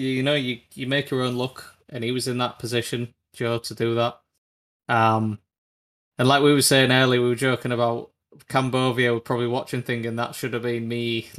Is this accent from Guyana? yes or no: no; United Kingdom; It's so frustrating being like a British fan of Moto2